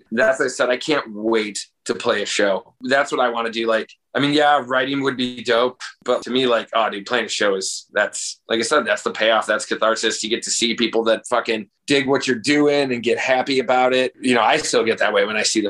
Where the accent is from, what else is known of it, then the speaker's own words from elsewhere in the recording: Crestwood, Illinois, United States; also born or lived in Chicago, Illinois; I'm from like Crestwood, Illinois